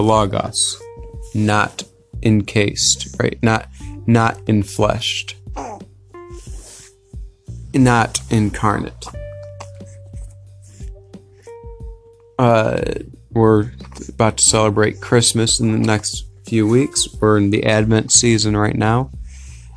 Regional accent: United States; me as an American

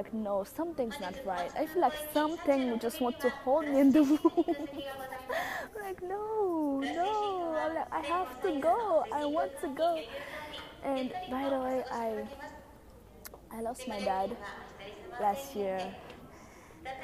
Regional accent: Haiti; English is a second language; now in Tokyo, Japan; I have a very thick accent. That's because I'm from Haiti, and English is like my third language.

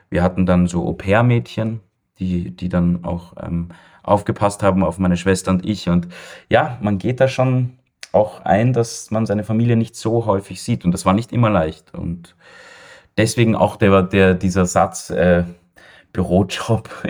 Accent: Vienna, Austria; ich bin ja in Wien geboren und aufgewachsen und war mein ganzes Leben hier

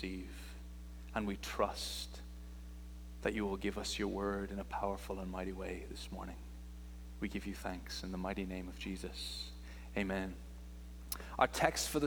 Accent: Ireland; I'm from Ireland is where I'm from.

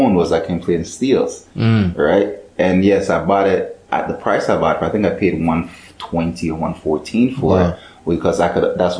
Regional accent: Ghana; So, you know, I'm Ghanaian

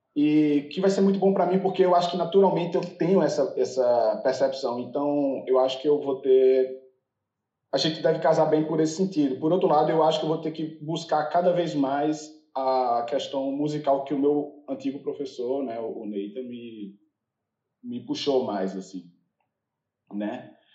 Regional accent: Recife, Pernambuco, Brazil; moved away as an adult; also born or lived in São Paulo; now in United States; eu sou de Recife

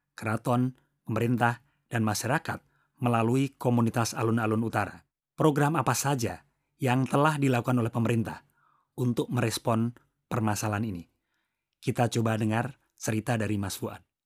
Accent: Yogyakarta, Special Region of Yogyakarta, Indonesia; kita warga Yogyakarta

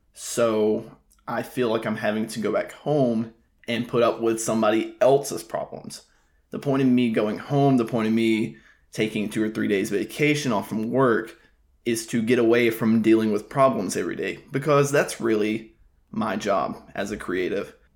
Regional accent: Alabama, United States; moved away as an adult; also born or lived in Tuscaloosa, Alabama; now in South Florida, United States; I'm already back in my hometown

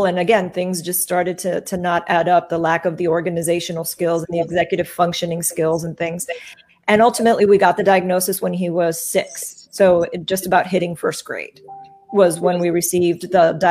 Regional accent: Miami, Florida, United States; now in Tampa, United States; I'm born and raised in Miami.

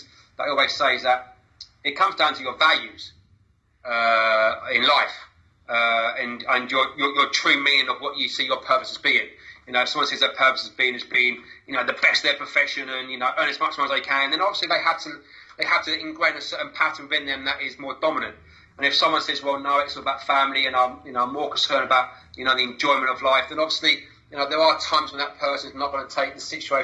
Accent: Basingstoke, South East England, United Kingdom; now in Worthing, United Kingdom; I was born in Hampshire and Basingstoke, which had a certain ethos about it

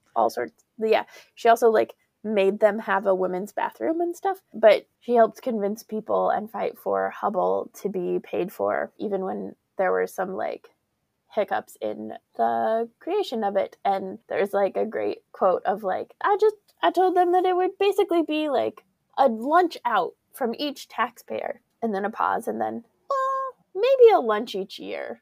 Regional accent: Colorado, United States; growing up in Colorado

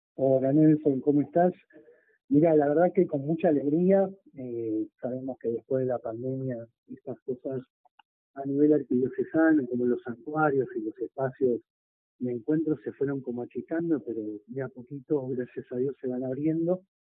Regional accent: Argentina; Yo eh, nací en este barrio no soy propiamente de San Ramón, pero soy de una de las parroquias cercanas

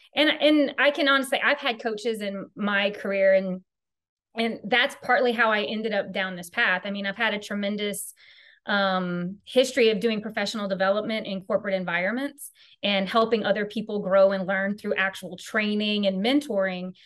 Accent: Louisiana, United States; I am from Louisiana, so I am truly a good Cajun Southern girl

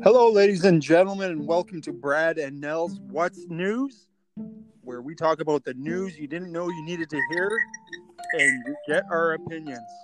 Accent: Edmonton, Alberta, Canada; we're from Edmonton, Alberta, Canada

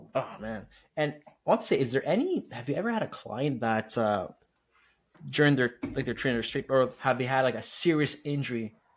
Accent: Montreal, Quebec, Canada; I'm from Montreal

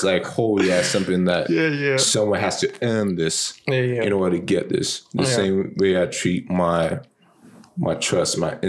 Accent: New York City, New York, United States; born and raised in Brooklyn

